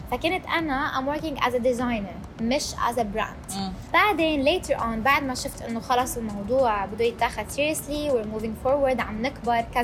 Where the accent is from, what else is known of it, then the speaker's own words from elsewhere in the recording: Syria; now in Dubai, United Arab Emirates; انا مم. سوريه